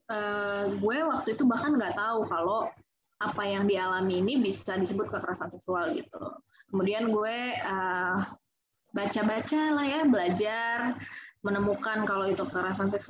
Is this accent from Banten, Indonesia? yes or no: yes; Serang, Banten, Indonesia; ada satu komunitas di Serang gue kan orang Serang ya